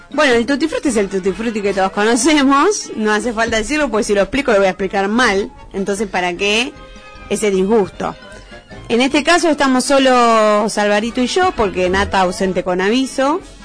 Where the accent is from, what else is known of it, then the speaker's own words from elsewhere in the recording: Buenos Aires, Argentina; yo soy de Buenos Aires, estoy apurado aunque no tenga un motivo